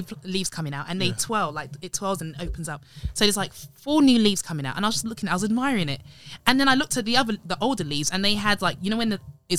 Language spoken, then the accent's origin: English; Nigeria; I'm a Nigerian.